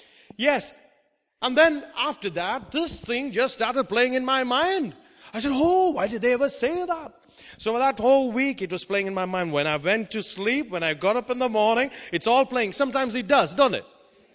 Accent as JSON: {"language": "English", "country": "India", "also_born_or_lived": "Oman", "said": "Because I come from India, I know all about it."}